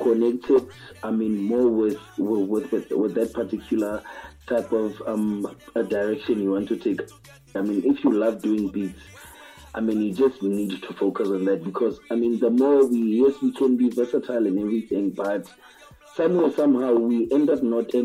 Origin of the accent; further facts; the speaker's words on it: Vereeniging, Gauteng, South Africa; from South Africa, straight out of Africa, you know. Yeah, we're there, man. So right now, me there come out a place named Val, in Vereeniging around Johannesburg